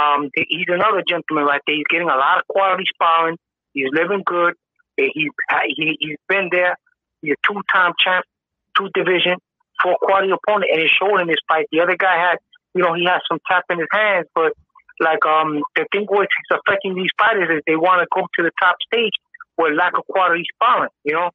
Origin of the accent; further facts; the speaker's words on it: New York City, New York, United States; I am from the Bronx.